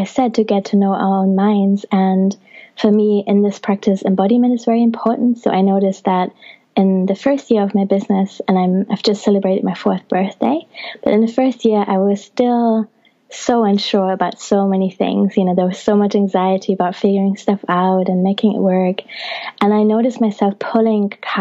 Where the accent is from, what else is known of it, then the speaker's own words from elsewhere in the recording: Germany; now in England; I was born in Germany and have also have Italian ancestry